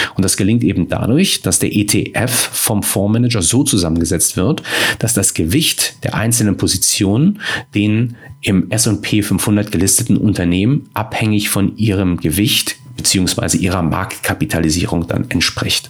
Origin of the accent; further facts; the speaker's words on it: Germany; wir als Deutsche